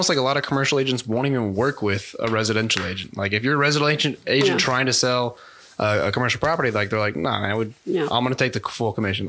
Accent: California, United States; I was born in California and we were an hour from the beach and an hour from the mountains.

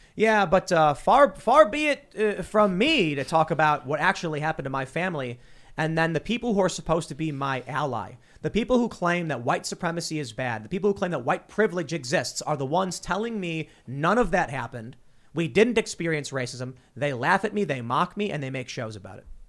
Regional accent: Chicago, Illinois, United States; moved away; I'm actually from Chicago

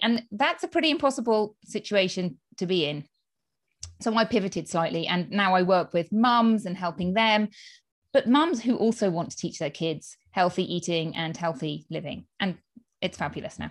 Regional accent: United Kingdom; moved away as an adult; now in Spain; as you can tell from my accent, I am from the U K

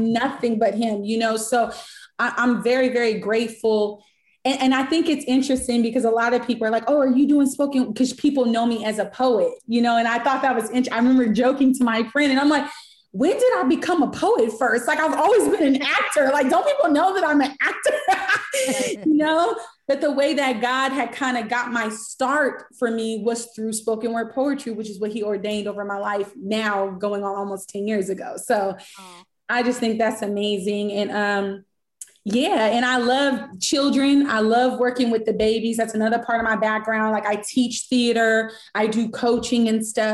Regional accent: Sacramento, California, United States; moved away as an adult; now in Los Angeles, United States; I'm from Sac. So I'm from Sacramento.

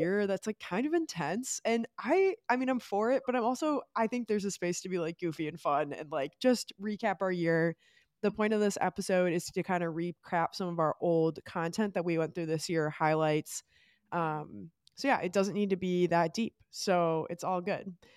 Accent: Great Lakes area, Midwest, United States; we're both from Great Lakes area

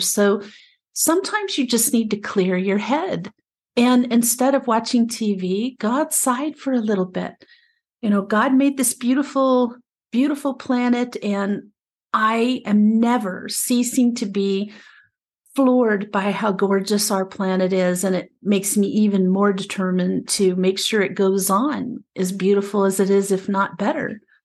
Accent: Appalachia, United States; also born or lived in Prescott, Arizona; now in Arizona, United States; I was raised in the Appalachian area in, back east.

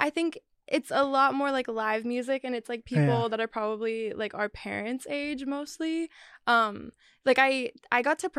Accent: Vashon Island, Washington, United States; now in Portland, United States; I was born in Portland, moved to Vashon when I was 10, and then lived there until I was like 18.

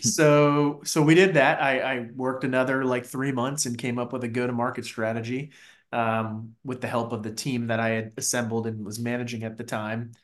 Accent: Fairfax County, a suburb of DC, Virginia, United States; moved away as an adult; also born or lived in New York; I grew up in, uh, Fairfax County specifically, which is a suburb of D C

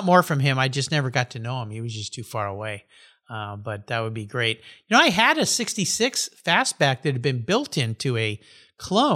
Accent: La Jolla, California, United States; I grew up in Southern California, and I lived in La Jolla

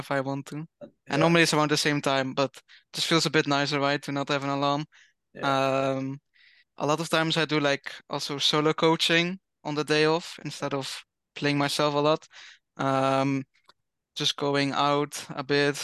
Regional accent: Netherlands; I'm from the Netherlands

